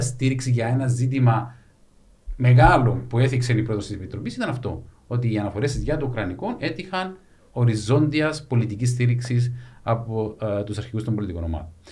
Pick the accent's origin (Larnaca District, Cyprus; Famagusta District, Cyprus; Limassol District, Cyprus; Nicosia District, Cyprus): Larnaca District, Cyprus; Larnaca; γεννήθηκα μεγάλο σε Λάρνακα